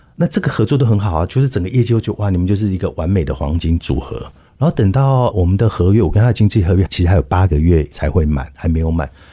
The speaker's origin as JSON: {"language": "Chinese", "country": "Taiwan", "said": "我们台湾人"}